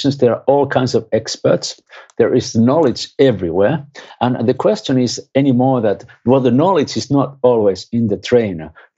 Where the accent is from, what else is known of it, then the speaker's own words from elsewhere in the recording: Finland; I'm from Finland